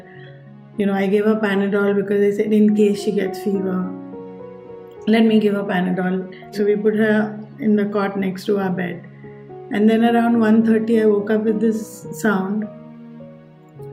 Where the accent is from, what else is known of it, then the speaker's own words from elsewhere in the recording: Mumbai, Maharashtra, India; when I was growing up in Bombay